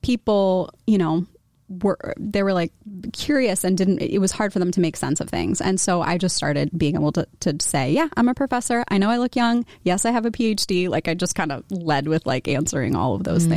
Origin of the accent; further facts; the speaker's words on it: Washington, District of Columbia, United States; moved away as an adult; also born or lived in Philadelphia / State College, Pennsylvania; now in Iowa City, United States; I grew up in the Washington, D.C. area